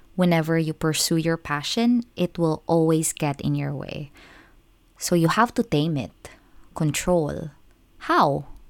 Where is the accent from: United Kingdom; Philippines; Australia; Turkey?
Philippines; moved away as an adult; now in Japan; I'm actually a Filipino expat working as an English teacher in Japan.